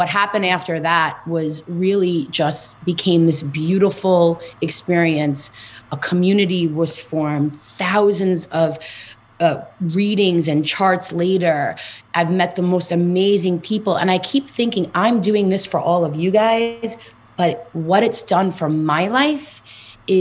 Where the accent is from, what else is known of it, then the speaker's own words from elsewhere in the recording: New York City, New York, United States; I am from Queens, New York, born and raised. So you'll hear it in my accent.